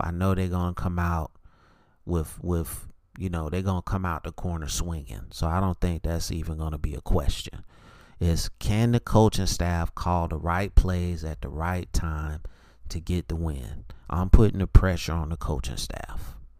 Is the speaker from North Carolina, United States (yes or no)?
yes; Charlotte, North Carolina, United States; I'm from Charlotte